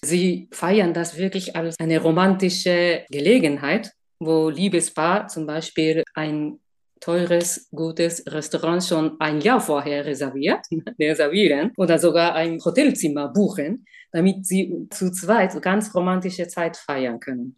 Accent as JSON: {"language": "German", "country": "Japan", "second_language": "German", "moved": "yes", "lives_now": "Germany", "said": "Ich komme aus Japan."}